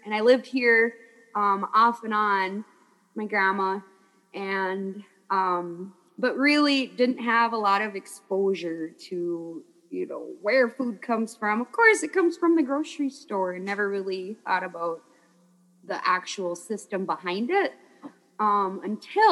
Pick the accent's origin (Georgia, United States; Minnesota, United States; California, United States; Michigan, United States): Minnesota, United States; Lake Vermilion Reservation, near Tower; I'm from the Lake of the Sunset Glow, Lake Vermilion. And the Lake Vermilion Reservation is across the bay from a town called Tower, Minnesota